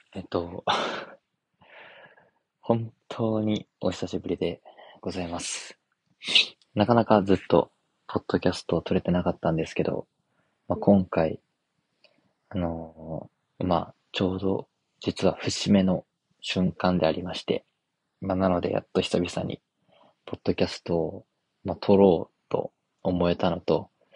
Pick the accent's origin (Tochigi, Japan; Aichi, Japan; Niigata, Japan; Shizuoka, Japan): Tochigi, Japan; moved away as an adult; also born or lived in Kochi; 栃木から高知に行った時は